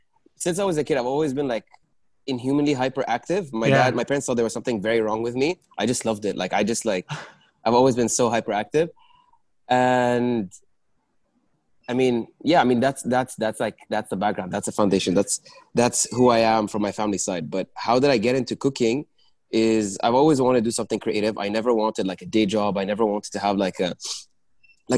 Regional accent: Dubai, United Arab Emirates; I grew up in Dubai.

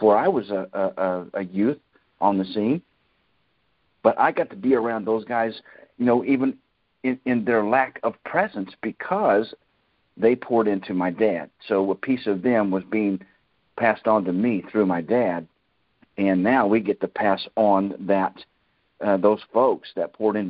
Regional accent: Kansas, United States; moved away; my hometown in Kansas

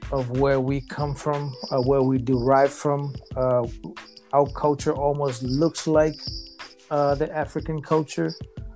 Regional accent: Matuku, Lau Group, Eastern Division, Fiji; moved away as an adult; now in Los Angeles, United States; I'm from Ngalkarua, Matuku, and the Lawan group.

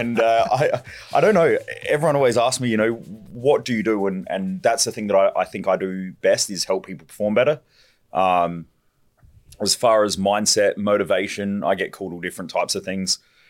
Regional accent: Parafield Gardens, South Australia, Australia; born there; I was born in South Australia.

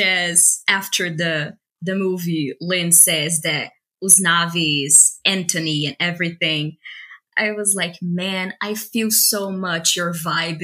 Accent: Brazil; English is a second language; I am Latina too. I was born in Brazil

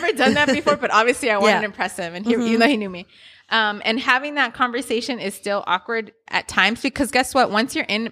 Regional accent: Inglewood, California, United States; I grew up in Inglewood

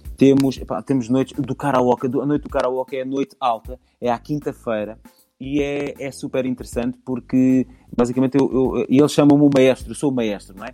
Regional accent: Alentejo, Portugal; moved away; eu venho do Alentejo

